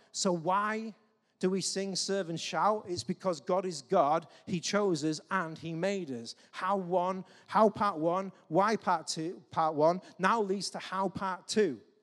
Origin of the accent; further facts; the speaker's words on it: England, United Kingdom; we're English